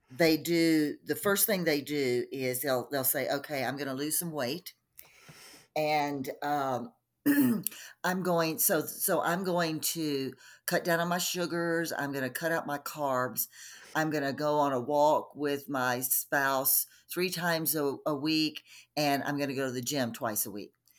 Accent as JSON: {"language": "English", "region": "Texas", "country": "United States", "tie": "born or raised there", "also_born_or_lived": "Colorado", "moved": "yes", "lives_now": "Denver, United States", "said": "I'm originally from Texas. uh, grew up in Texas"}